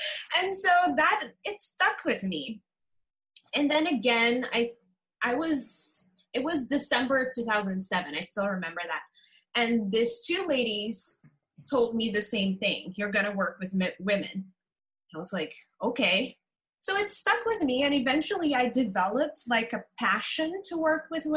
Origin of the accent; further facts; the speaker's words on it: Curaçao; I am from Curacao.